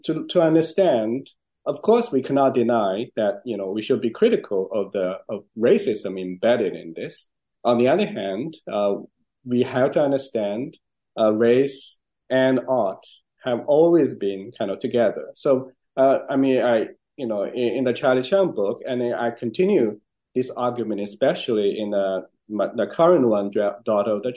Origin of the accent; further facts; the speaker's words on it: China; English is a second language; moved away as an adult; now in United States; growing up in China, coming to America